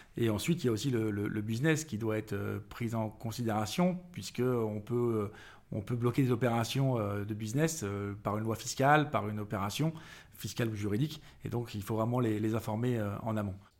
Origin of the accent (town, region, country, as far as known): Paris, Île-de-France, France; born or raised there; also born or lived in Vannes, Morbihan, Brittany